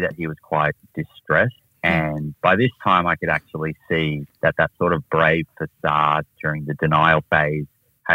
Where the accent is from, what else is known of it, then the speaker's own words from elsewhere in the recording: Melbourne, Victoria, Australia; also born or lived in United States; I grew up in Australia, or most of my time was in Australia. I spent a little bit of time in the United States as a really small junior, but then finished my high school back in Melbourne